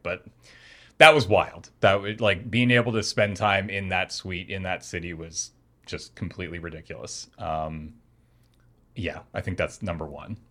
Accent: Canada; we're Canadian

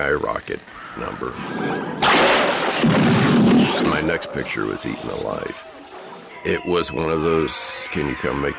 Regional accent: Austin, Texas, United States; also born or lived in Dallas, Texas / San Angelo, Texas; I was born in Austin, Texas, and my parents were in the hotel business. And so they had hotels around Texas, Dallas, San Angelo, Austin.

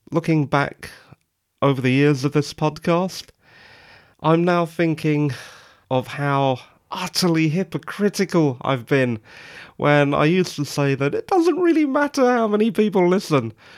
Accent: England, United Kingdom; I'm English

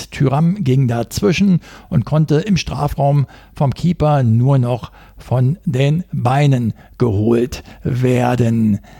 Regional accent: North Rhine-Westphalia, Germany; Was macht man denn nun als Ostwestfale mit einem solch angebrochenen Abend und der Niederlage im Gepäck?

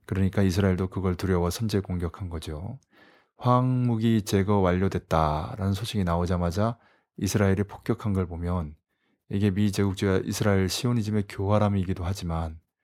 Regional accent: South Korea; 어느 나라 출신이냐고 물어서 코리아라고 했더니

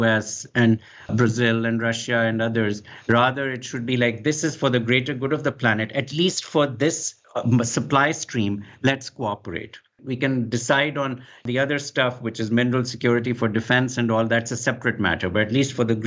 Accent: Pakistan; moved away; I come originally from Pakistan, so I was schooled in the British system, and I grew up calling it aluminium

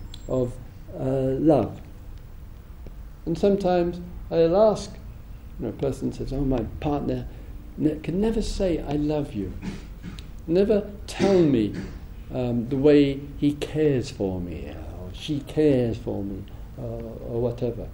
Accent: England, United Kingdom; being an Englishman

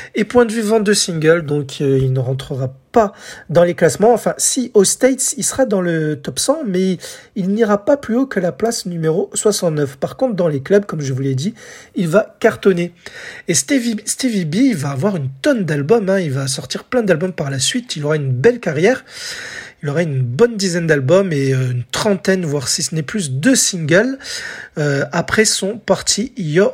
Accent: France; chez nous en France

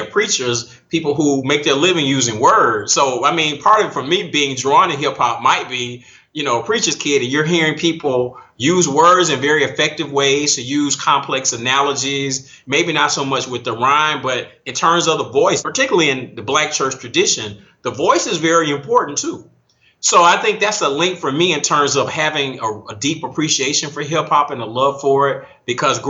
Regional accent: Atlanta, Georgia, United States; Growing up in Atlanta

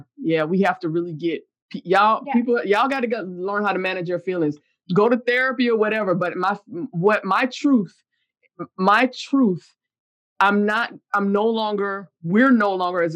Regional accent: the South, United States; I'm from the South

